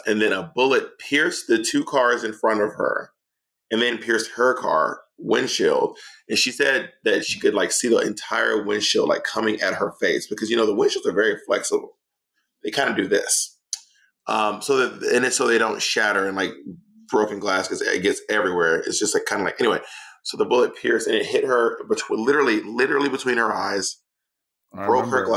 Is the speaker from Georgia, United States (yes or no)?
yes; Atlanta, Georgia, United States; also born or lived in New York City; now in Los Angeles, United States; I'm from Atlanta. I lived in New York City for 12 years. I live in Los Angeles.